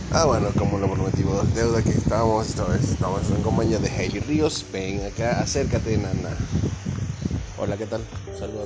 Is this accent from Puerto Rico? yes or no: no; Venezuela; born or raised there; moved away